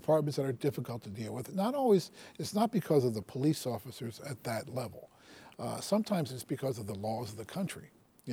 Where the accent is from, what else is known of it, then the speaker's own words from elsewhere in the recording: Baltimore, Maryland, United States; I grew up in Baltimore